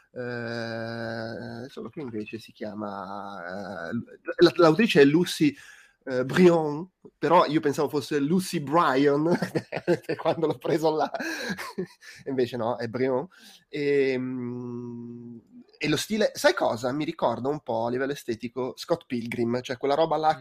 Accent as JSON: {"language": "Italian", "region": "Abruzzo", "country": "Italy", "moved": "yes", "said": "io ogni tanto torno in Abruzzo"}